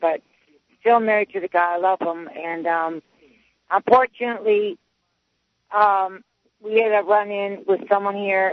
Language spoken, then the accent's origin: English; Bedford, New Hampshire, United States; I was born and raised in Bedford, New Hampshire